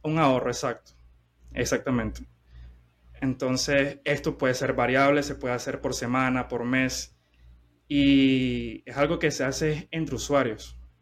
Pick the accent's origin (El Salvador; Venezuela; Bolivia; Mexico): Venezuela; soy de, soy de Venezuela